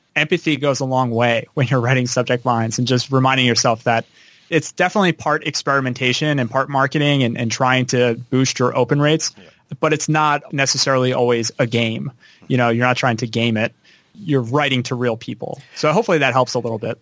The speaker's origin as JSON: {"language": "English", "town": "Philadelphia", "region": "Pennsylvania", "country": "United States", "tie": "born or raised there", "said": "I'm from Philadelphia, right outside Philadelphia, Pennsylvania. I kind of grew up on the East Coast my whole life"}